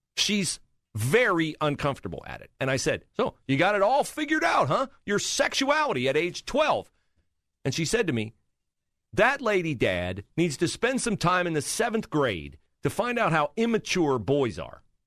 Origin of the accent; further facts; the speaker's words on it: Western Ohio, United States; moved away as an adult; now in Columbus, United States; I did not grow up here. I grew up in Western Ohio